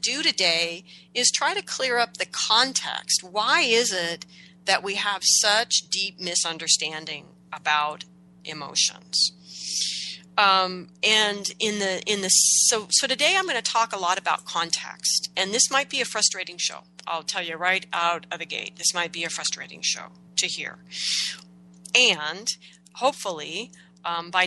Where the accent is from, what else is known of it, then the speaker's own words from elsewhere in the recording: United States; growing up in America